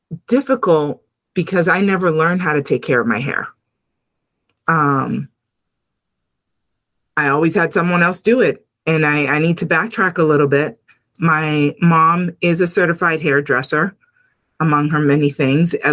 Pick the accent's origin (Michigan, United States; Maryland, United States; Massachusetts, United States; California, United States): Massachusetts, United States; Lawrence; I come from Lawrence, Massachusetts, which currently is the second largest Dominican community in the United States.